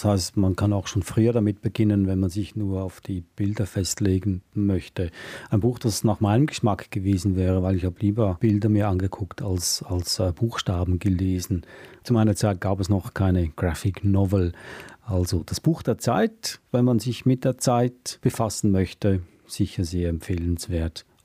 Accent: Switzerland; weil ich darf das sagen als Schweizer

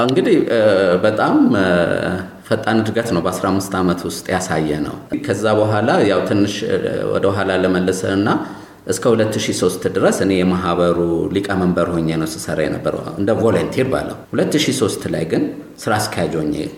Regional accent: Addis Ababa, Ethiopia; የፈረንሳይ ለጋሲዮን ያደግኩት

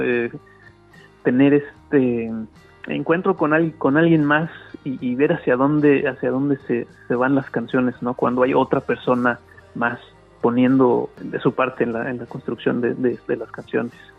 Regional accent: Mexico; now in Sydney, Australia; yo siendo mexicano, pero estando fuera de México, sobre todo ya llevando tanto tiempo

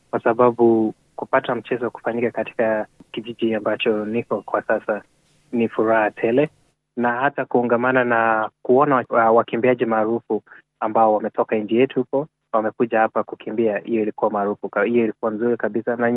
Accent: Kenya; nimekuwa nikivaa jezi langu la Kenya, na kwa sababu niko very proud of what they have done, na kwa hivyo sasa ina like hata hapa hapa sasa, ukiambia mtu mi natoka Kenya

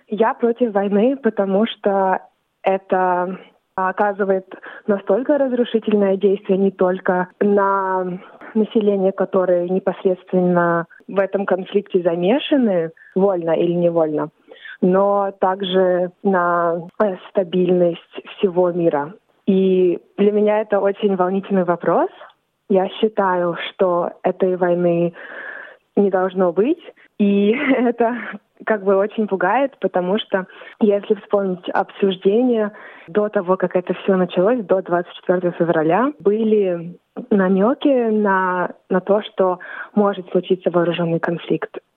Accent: Australia; also born or lived in Volgograd, Russia; Я родилась в России, в городе Волгоград, но вскоре а моя семья переехала в Австралию

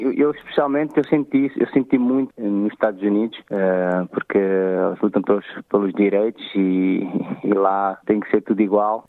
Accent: Amadora, Lisbon, Portugal; Eu nasci e cresci na Amadora

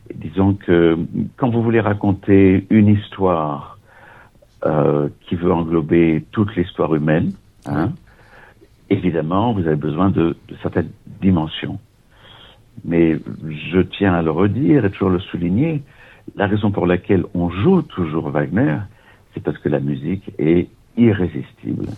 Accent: Nice, Provence-Alpes-Côte d'Azur, France; moved away as an adult; also born or lived in Vienna; je suis né à Nice et quand j'avais 23 ans, après la maîtrise de droit et puis des études au conservatoire euh, de Nice

